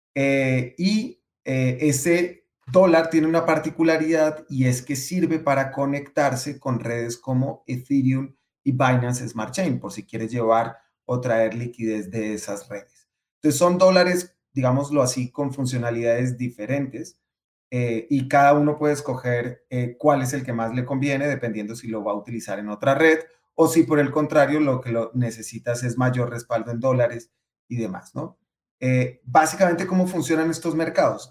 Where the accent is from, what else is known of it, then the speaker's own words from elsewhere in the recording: Colombia; Colombia, por ejemplo, de donde yo, donde yo nací